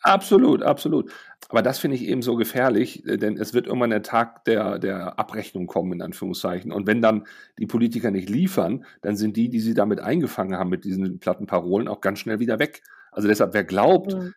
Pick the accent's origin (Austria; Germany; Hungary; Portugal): Germany; als Deutsche